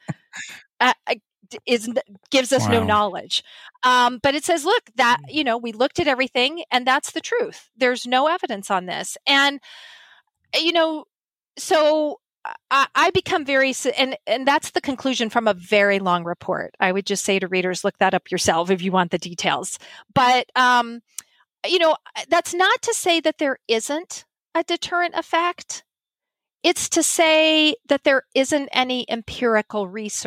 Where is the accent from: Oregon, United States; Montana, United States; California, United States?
Montana, United States; when I grew up in Montana, I'm a Montana native